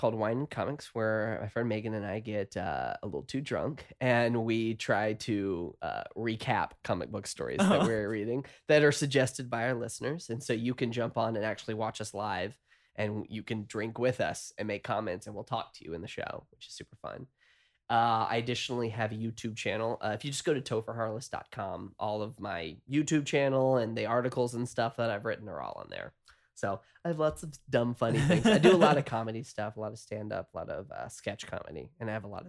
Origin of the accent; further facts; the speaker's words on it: the South, United States; I'm from the South originally, and so I have a lot of difficulty dealing with issues.